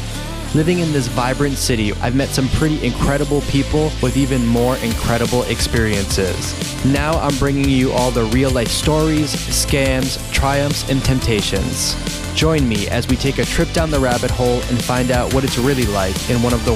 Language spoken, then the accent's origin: English; Boston, Massachusetts, United States; moved away as an adult; now in Bangkok, Thailand; I'm originally from Boston, Massachusetts, but 4 years ago, I took a one-way flight over here to Thailand.